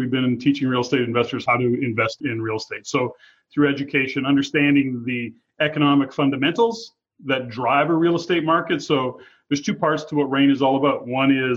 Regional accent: Edmonton, Alberta, Canada; moved away as an adult; now in Fraser Valley, Canada; I was born and raised in Edmonton, although I live in the Lower Mainland today and have for about 11 years, well, Fraser Valley to be specific.

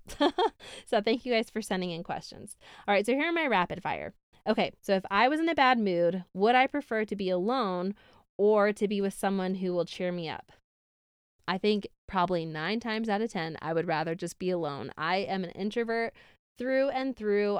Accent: Syracuse, New York, United States; now in Utah, United States; I grew up in Syracuse, New York, somewhere upstate

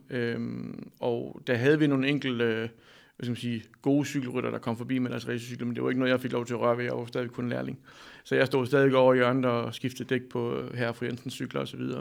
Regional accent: Denmark; also born or lived in Amsterdam; jeg tog hjem og fik et arbejde i en cykelforretning i Danmark

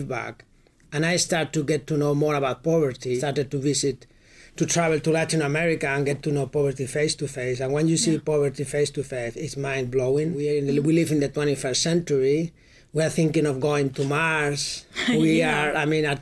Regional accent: Madrid, Community of Madrid, Spain; my hometown in Madrid

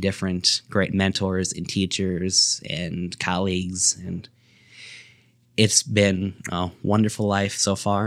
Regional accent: Sterling, Illinois, United States; I was born here in Sterling, Illinois, C G H Medical Center

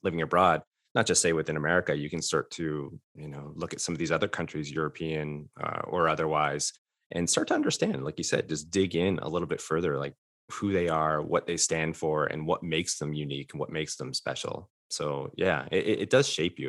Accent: Fort Erie, Ontario, Canada; moved away as an adult; I'm from Canada as well, uh, a border town, Fort Erie, Ontario

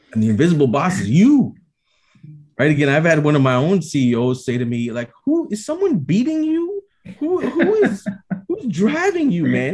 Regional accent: Toronto, Ontario, Canada; here in my hometown in toronto

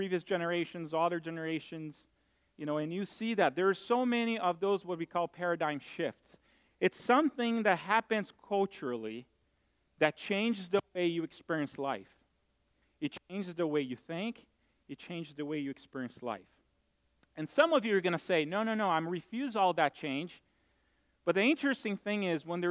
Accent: Brazil; moved away; I grew up in Brazil

